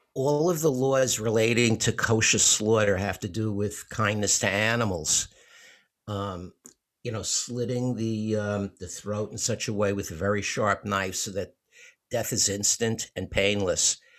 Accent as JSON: {"language": "English", "town": "New York City", "region": "New York", "country": "United States", "tie": "born or raised there", "said": "I grew up in Bensonhurst in Brooklyn"}